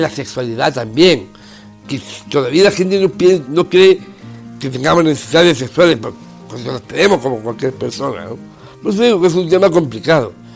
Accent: Málaga, Andalusia, Spain; Nací en Málaga el 5 de agosto de 1974

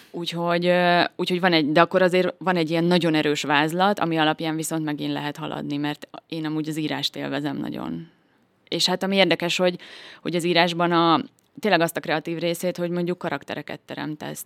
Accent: Szekszárd, Tolna, Hungary; Én Szexárdon születtem, és itt is nőttem fel

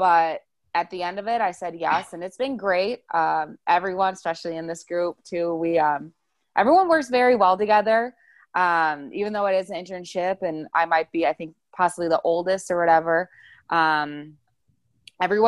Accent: Wauwatosa, Wisconsin, United States; moved away as an adult; now in Arizona, United States; I'm originally from Wisconsin. I say Milwaukee, but I'm in like a little suburb called Wauwatosa. So I've lived in Wisconsin my whole life until my senior year of college.

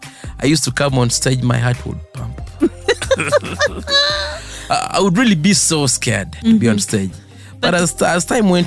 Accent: Kampala, Central Region, Uganda; I was born here in Kampala.

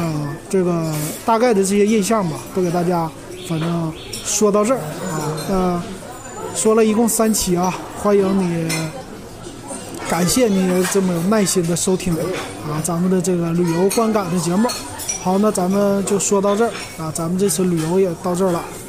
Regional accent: Northeast China, China; 我们第一眼作为东北人

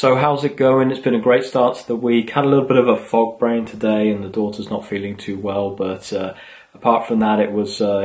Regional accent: England, United Kingdom; moved away; also born or lived in Sweden; as I was growing up in England

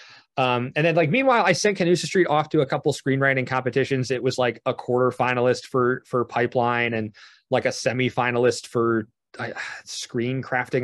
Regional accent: New Jersey, United States; I'm from New Jersey.

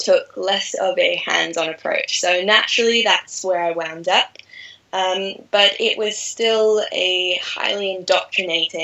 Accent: Australia; moved away; also born or lived in Bali, Indonesia / France; I was fortunate enough to grow up in rural Australia, right on the coast

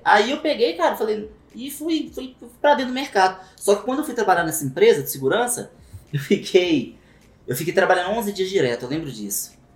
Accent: Belo Horizonte, Minas Gerais, Brazil; sou natural de Belo Horizonte também

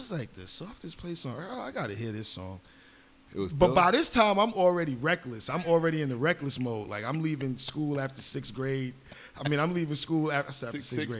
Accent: New York City, New York, United States; moved away as an adult; also born or lived in Washington Heights, New York City / Miami; now in Los Angeles, United States; We grew up in New York City

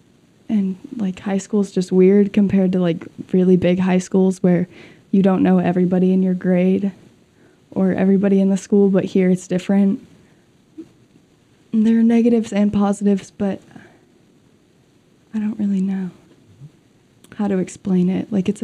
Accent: Jackson, Wyoming, United States; growing up in Jackson

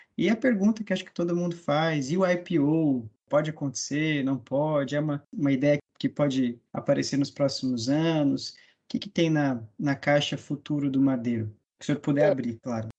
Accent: Mato Grosso do Sul, Brazil; now in Florianópolis, Brazil; eu sou natural do Mato Grosso do Sul, hoje moro em Florianópolis.

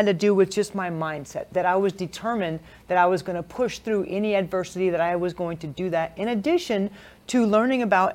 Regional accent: California, United States; also born or lived in Hawaii; I was born in California, lived in Hawaii, and moved back to California for the rest of my elementary and high school years.

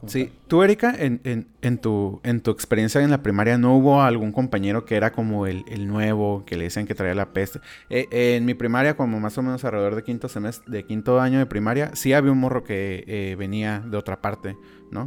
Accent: Mexico; como mexicanos

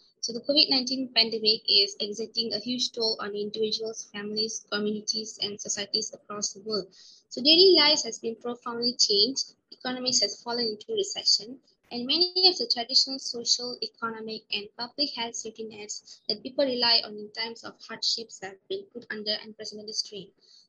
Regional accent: Puchong, Selangor, Malaysia; I'm from Pochong Selangor.

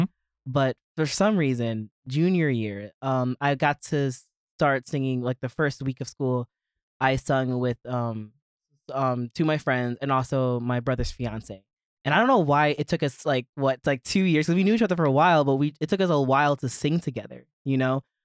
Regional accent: Maryland, United States; moved away as an adult; I'm originally from Maryland. Okay. Lived there my entire life, was born and raised

